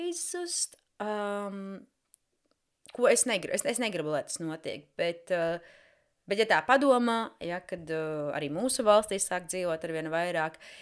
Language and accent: Latvian; Jēkabpils, Latvia; now in London, United Kingdom; es esmu oriģināli no Jēkabpils